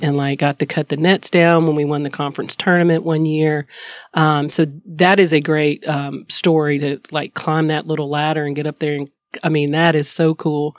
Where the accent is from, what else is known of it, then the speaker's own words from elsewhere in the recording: High Point, North Carolina, United States; moved away as an adult; also born or lived in Columbia, Missouri; I am a girl from High Point, North Carolina that has lived her best life